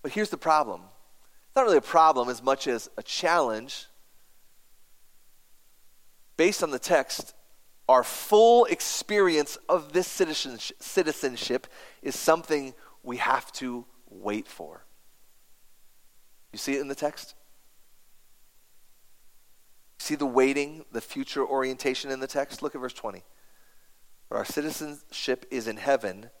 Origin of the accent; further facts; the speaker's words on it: United States; I have an American passport